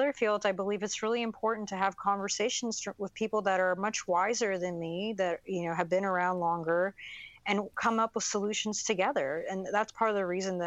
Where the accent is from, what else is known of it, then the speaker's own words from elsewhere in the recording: United States; I grew up really poor in American standards on food stamps, welfare, Section 8